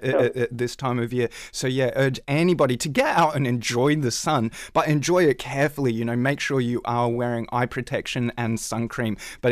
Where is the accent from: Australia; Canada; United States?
Australia; now in United Kingdom; Me having grown up in Australia